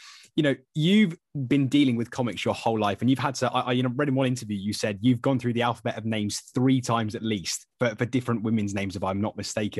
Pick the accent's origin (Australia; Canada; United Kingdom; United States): United Kingdom; St Albans, East of England; I'm from St Albans as well